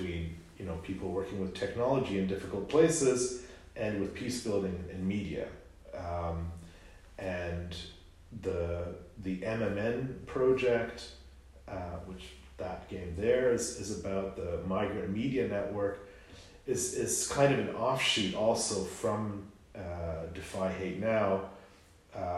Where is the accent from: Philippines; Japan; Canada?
Canada; as a Canadian